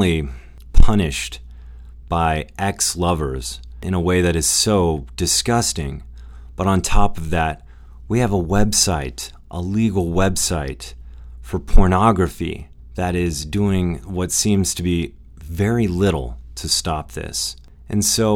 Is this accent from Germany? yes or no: no; United States; as an American